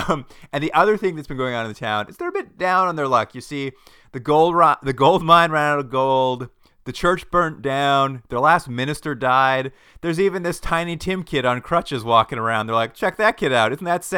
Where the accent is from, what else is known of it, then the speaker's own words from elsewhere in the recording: New England, United States; We're from New England so, and we moved here.